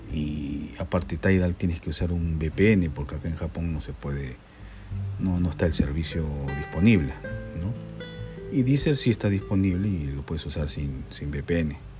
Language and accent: Spanish; Peru; soy peruano